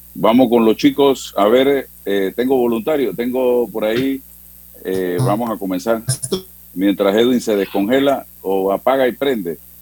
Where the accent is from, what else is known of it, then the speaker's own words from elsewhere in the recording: Panama; cómo somos los panameños